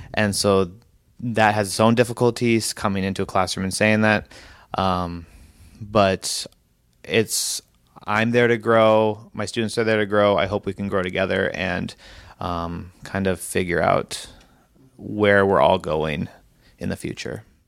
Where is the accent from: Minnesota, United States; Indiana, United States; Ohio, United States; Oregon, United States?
Oregon, United States; Hillsboro; I'm from Hillsborough, Oregon